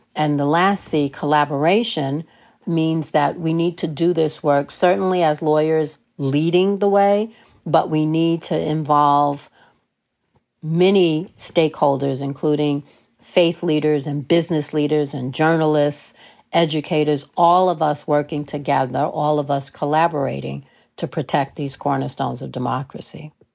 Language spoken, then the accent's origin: English; New York City, New York, United States; I grew up in New York City, so we, we call that elementary school.